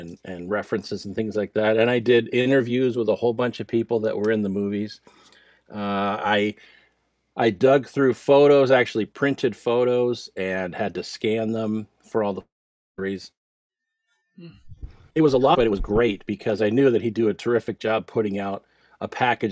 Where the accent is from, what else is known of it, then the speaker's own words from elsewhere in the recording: New Jersey, United States; I grew up in New Jersey